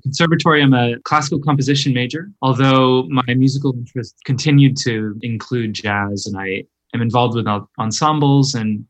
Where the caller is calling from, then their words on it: Oberlin, Ohio, United States; I'm calling in from Oberlin, Ohio.